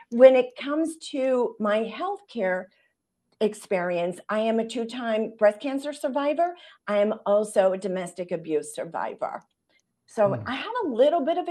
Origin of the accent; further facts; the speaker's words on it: Pittsburgh, Pennsylvania, United States; I'm from Pittsburgh, Pennsylvania, the same hometown as you are